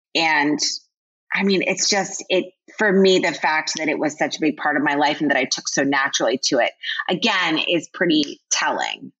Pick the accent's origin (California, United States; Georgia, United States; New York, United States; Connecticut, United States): Connecticut, United States; moved away as an adult; I grew up in Connecticut.